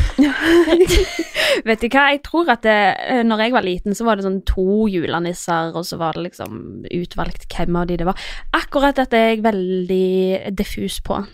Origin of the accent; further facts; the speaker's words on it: Iceland; now in Norway; Jeg er jo fra Island, så jeg har jo litt andre tradisjoner enn alle andre